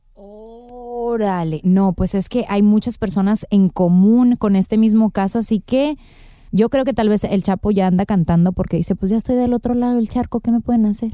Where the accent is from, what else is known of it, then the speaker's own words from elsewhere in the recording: Mexico; como mexicana